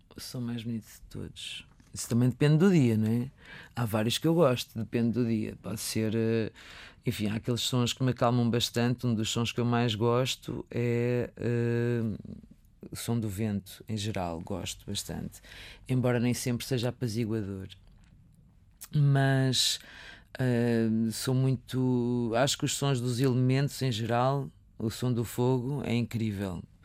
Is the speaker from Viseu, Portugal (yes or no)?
yes; Viseu, Portugal; moved away; nasci, cresci em Viseu